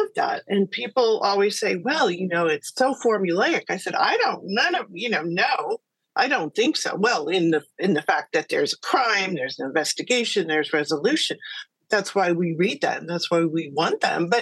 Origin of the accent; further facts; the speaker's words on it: California, United States; I'm from California